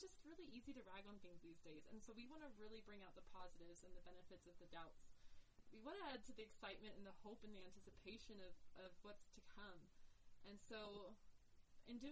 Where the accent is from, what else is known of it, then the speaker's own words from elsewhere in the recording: Florida, United States; also born or lived in Oregon; now in Provo, United States; I'm from Florida originally, more recently Oregon